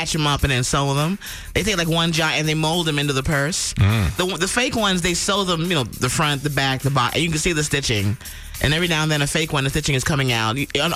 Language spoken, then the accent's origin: English; New York City, New York, United States; moved away as an adult; now in Los Angeles, United States; I grew up in the Bronx around a lot of white guys in the 80s and 90s